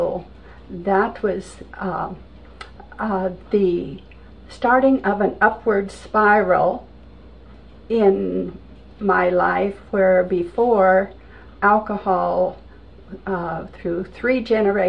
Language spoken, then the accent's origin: English; Vancouver, Washington, United States; I grew up in Vancouver, Washington.